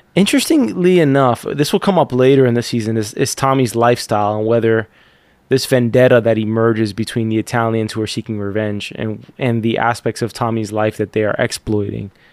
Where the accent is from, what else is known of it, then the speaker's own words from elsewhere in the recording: United States; I'm American